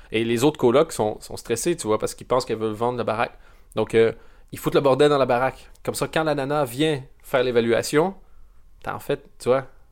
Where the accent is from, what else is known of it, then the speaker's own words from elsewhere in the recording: Canada; moved away; je viens du, du Canada